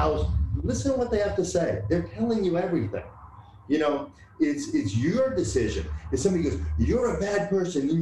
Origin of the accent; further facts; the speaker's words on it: Boston, Massachusetts, United States; But growing up, I grew up in Boston.